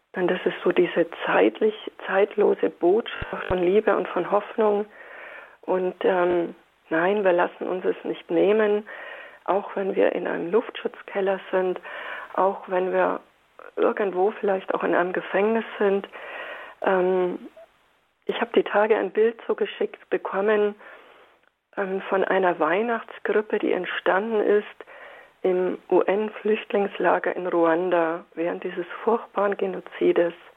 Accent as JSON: {"language": "German", "region": "Bavaria", "country": "Germany", "said": "bei uns in Bayern sagt man"}